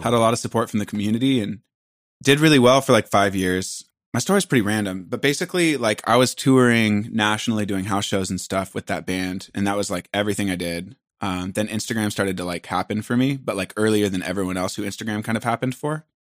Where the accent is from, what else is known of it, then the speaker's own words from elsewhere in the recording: Port Angeles, Washington, United States; moved away; I'm from a very small town, twenty thousand people. We're three hours from Seattle. We're in a national park